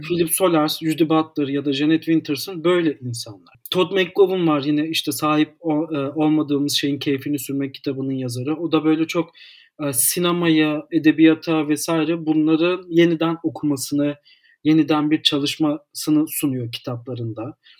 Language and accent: Turkish; Istanbul, Turkey; 1991'de doğdum. İstanbul'da e, doğdum. İstanbul'da tüm eğitimimi sürdürüyorum.